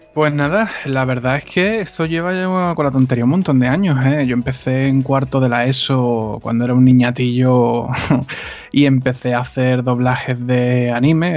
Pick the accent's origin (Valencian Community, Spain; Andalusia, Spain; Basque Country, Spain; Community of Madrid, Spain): Andalusia, Spain; Cádiz; soy de Cádiz